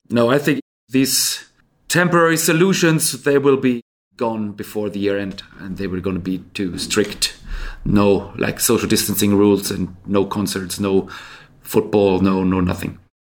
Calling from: Stockholm, Stockholm County, Sweden; I'm calling in from Stockholm, Sweden

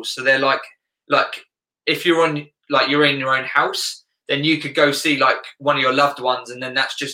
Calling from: South East England, United Kingdom; Yeah, UK, right uh, south of England.

